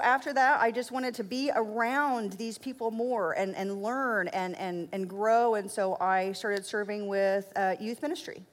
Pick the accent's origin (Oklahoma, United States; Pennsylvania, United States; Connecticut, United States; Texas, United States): Oklahoma, United States; I was born in Oklahoma, um, and we were not a very religious family